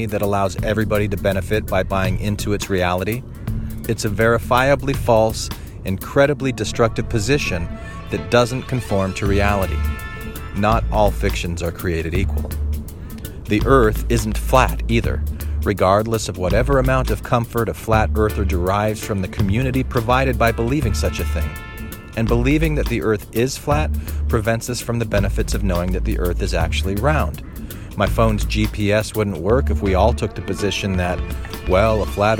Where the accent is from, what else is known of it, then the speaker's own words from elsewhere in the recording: Mesa, Arizona, United States; I grew up in Arizona, a neighborhood called Dobson Ranch.